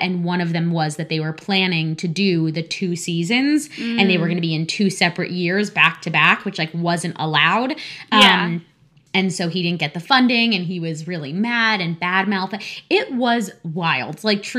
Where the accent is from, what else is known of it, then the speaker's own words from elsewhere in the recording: New Jersey near New York, United States; Maybe that's because I'm from New York and I like, you know, I'm from New Jersey near New York and I'm from, you know, the Disney community